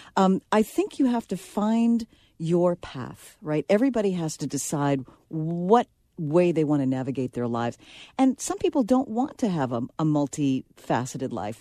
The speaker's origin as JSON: {"language": "English", "town": "New York City", "region": "New York", "country": "United States", "tie": "born or raised there", "said": "I'm from the Bronx"}